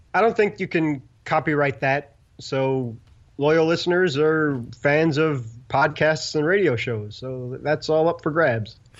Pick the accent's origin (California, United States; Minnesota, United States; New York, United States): New York, United States; New York City; grew up in Brooklyn and have nothing to do with the South whatsoever